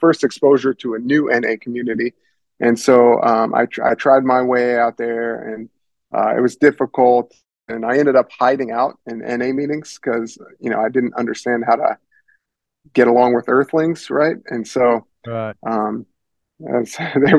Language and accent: English; Paxton, Illinois, United States; moved away as an adult; now in California, United States; I was living in my hometown, Paxton, Illinois, which is population 4,500